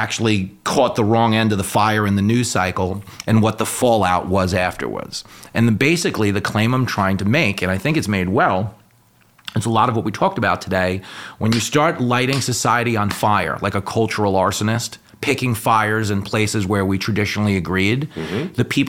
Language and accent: English; Levittown, New York, United States; born there; When I was a little kid, I was born in 1976 in Levittown.